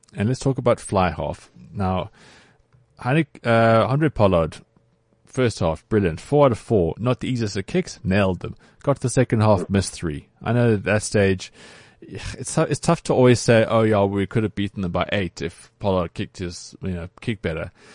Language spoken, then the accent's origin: English; South Africa; as South African rugby players.